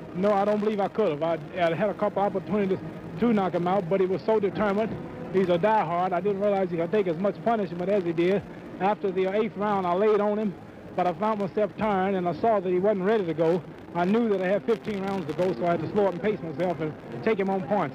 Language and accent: English; Louisville, Kentucky, United States; moved away as an adult; now in Houston, United States; Houston, Texas is now my home. I was born in Louisville, Kentucky